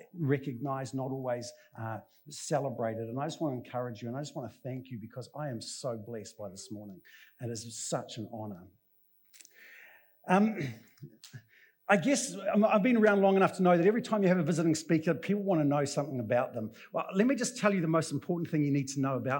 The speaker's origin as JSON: {"language": "English", "country": "New Zealand", "said": "being good Kiwi blokes"}